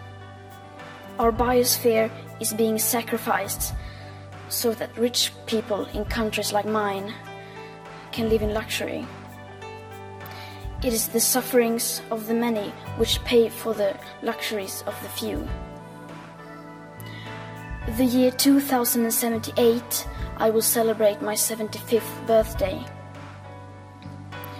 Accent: Sweden; I am 15 years old and I'm from Sweden

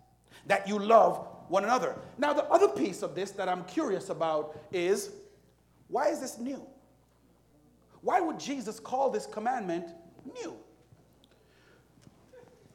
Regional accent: Jamaica; moved away; Jamaica, which is where I'm from

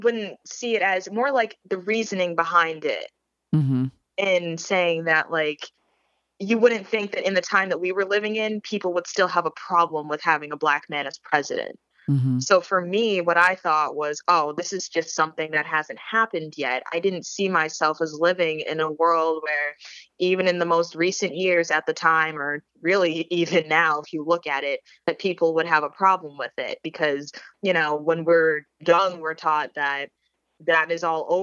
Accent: Connecticut, United States; growing up in Connecticut, that had a specific impact because we were so close to New York

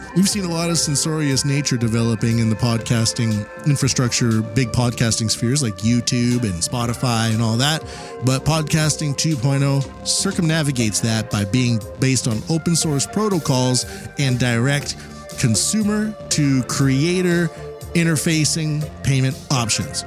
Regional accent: Canada; now in Japan; I'm Canadian living in Japan

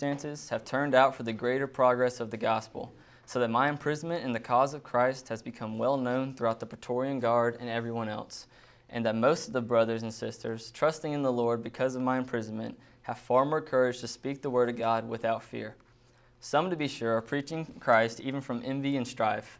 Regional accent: Fayetteville, Georgia, United States; I grew up in Fayetteville, Georgia. It's about an hour south of Atlanta, so lived there pretty much my whole life

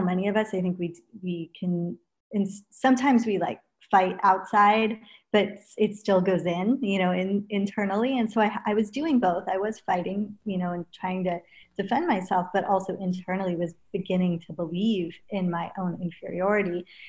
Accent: Los Angeles, California, United States; also born or lived in England; in LA, where I grew up

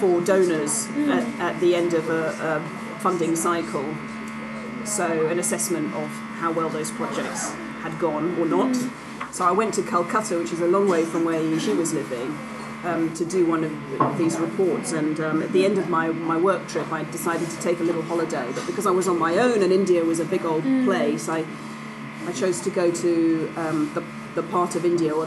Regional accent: London, United Kingdom; now in Oxford, United Kingdom; I was born in London and I went to fantastic schools

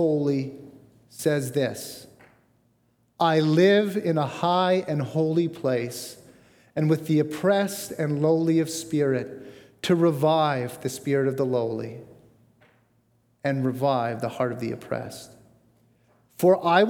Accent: Bradford, Ontario, Canada; moved away as an adult; I grew up near Bradford, Ontario

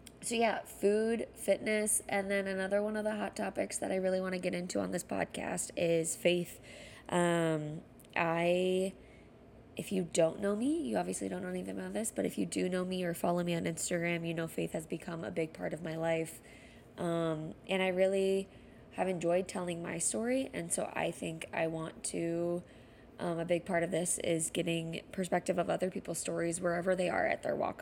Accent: Dallas, Texas, United States; moved away as an adult; also born or lived in Iowa City, Iowa; now in Chicago, United States; I am from Dallas, Texas. Lived there for majority of my life

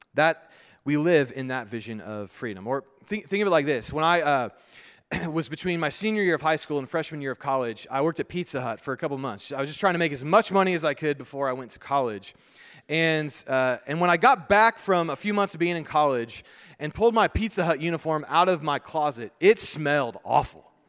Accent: United States

